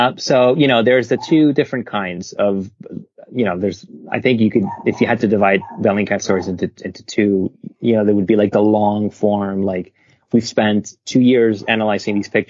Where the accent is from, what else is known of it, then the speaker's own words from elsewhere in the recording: Venezuela; moved away; I'm from Venezuela. I grew up there and I have a lot of family there.